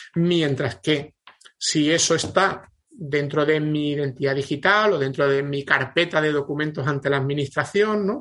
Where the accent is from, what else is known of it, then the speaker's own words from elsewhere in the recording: Andalusia, Spain; yo como soy andaluz